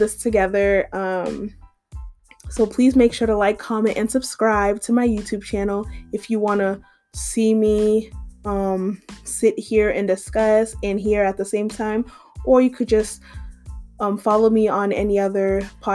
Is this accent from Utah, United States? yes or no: no; Massachusetts, United States; moved away as an adult; now in Georgia, United States; I am from Massachusetts, but I currently live in Georgia, and I've been living in Georgia for a year and a half now.